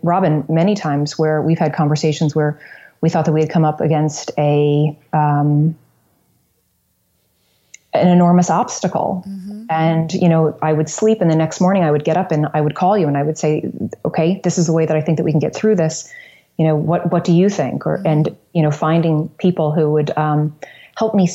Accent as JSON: {"language": "English", "town": "New Smyrna Beach", "region": "Florida", "country": "United States", "tie": "born or raised there", "also_born_or_lived": "New York City", "moved": "yes", "said": "in Florida, in my hometown, New Smyrna Beach"}